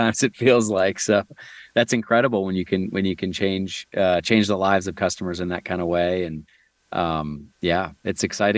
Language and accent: English; near Buffalo, New York, United States; moved away; I grew up near Niagara Falls, just in the U.S., kind of near Buffalo, New York.